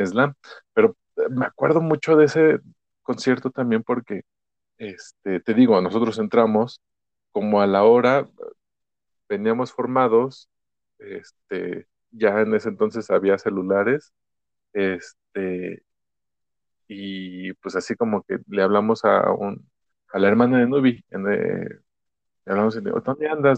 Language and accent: Spanish; Ecatepec, State of Mexico, Mexico; crecí en Ecatepec, hice gran parte de mi vida ahí